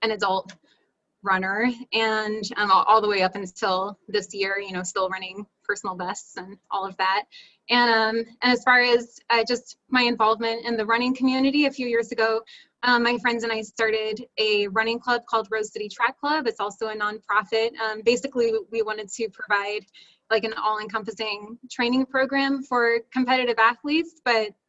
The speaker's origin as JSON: {"language": "English", "town": "Schwenksville", "region": "Pennsylvania", "country": "United States", "tie": "born or raised there", "moved": "yes", "lives_now": "Portland, United States", "said": "I grew up in Schwanksville, Pennsylvania"}